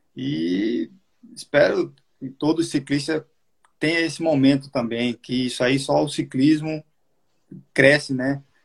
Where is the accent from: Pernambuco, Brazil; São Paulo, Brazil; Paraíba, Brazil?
Paraíba, Brazil; Soledade; moved away; a minha cidade natal lá de Solidade